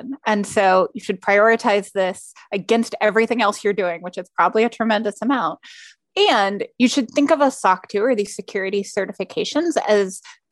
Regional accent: United States; as an American

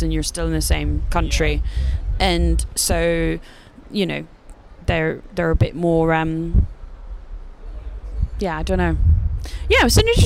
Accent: United Kingdom; A lot of our bands in the UK

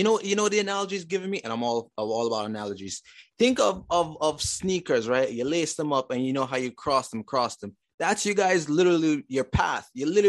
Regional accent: Saint Catherine, Jamaica; moved away; My side of family, we're from St. Catherine originally.

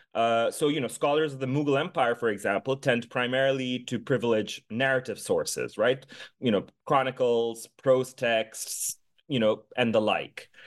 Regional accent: Dhaka, Dhaka Division, Bangladesh; now in Oberlin, United States; I was born and raised in the capital city of Bangladesh, in Dhaka

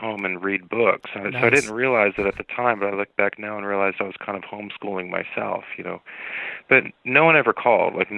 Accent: Southern California, United States; I grew up in Southern California, and I grew up in a tough area

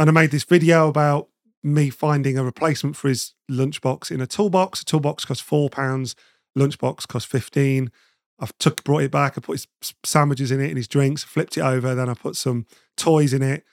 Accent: Nottingham, East Midlands, United Kingdom; moved away as an adult; also born or lived in London; I'm originally from Nottingham, and I'd moved down to London

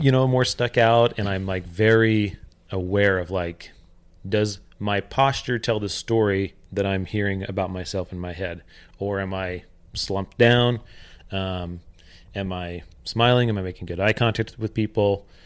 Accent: Oregon, United States; also born or lived in California; When we moved from California to Oregon, um, my parents fell into some significant financial trouble. And so my entire growing up from about the age of 10 until uh, I moved out when I was uh, 18

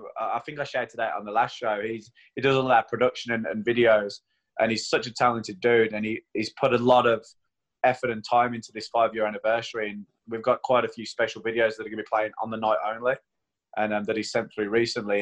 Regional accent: United Kingdom; now in Queenstown, New Zealand; I'm British

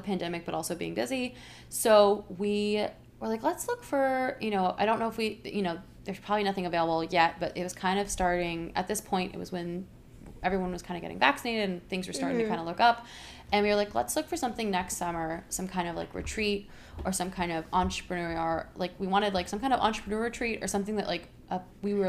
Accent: Hilton Head, South Carolina, United States; moved away; I'm from Hilton Head, South Carolina

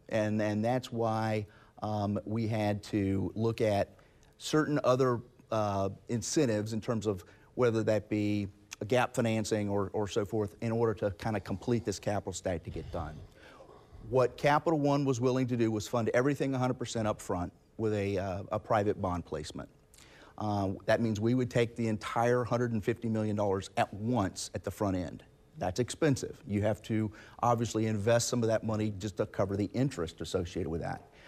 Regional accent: Jacksonville, Florida, United States; I'm from Jacksonville. I grew up here. I live here

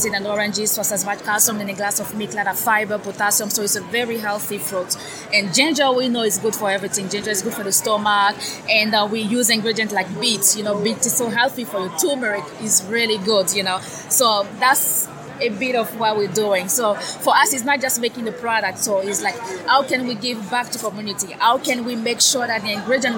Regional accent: Côte d’Ivoire; now in United States; Originally from Ivory Coast in West Africa

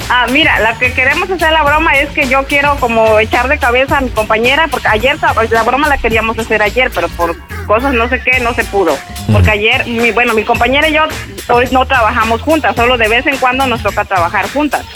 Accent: Chiapas, Mexico; now in Birmingham, United States; yo soy originaria de Chiapas

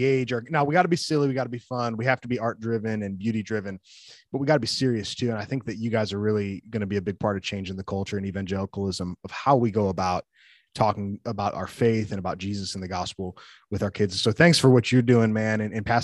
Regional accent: the North, United States; also born or lived in the South (US); now in the South, United States; I live in the South. So yeah, but I'm from the North. So when I came down, I had to learn.

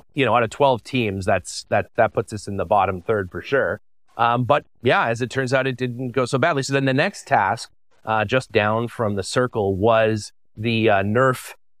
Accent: Canada

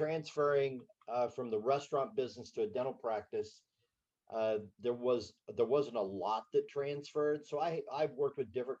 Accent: Berne, Indiana, United States; I was raised in Bern, Indiana, a little Swiss community of 3,000 people

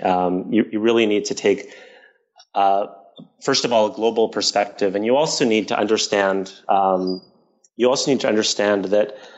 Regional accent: Toronto, Ontario, Canada; I grew up in Toronto

